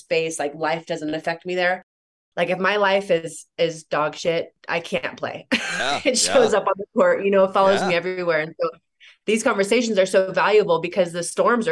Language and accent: English; Bay Area, California, United States; I grew up in the Bay Area